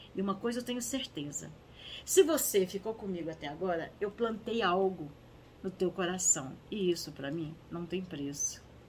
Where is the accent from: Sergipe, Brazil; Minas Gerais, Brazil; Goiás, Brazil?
Minas Gerais, Brazil; eu aqui nasci, aqui em Minas Gerais